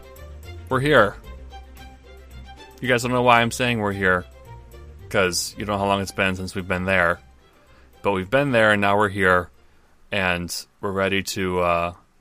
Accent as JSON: {"language": "English", "region": "Michigan", "country": "United States", "said": "I'm from Michigan"}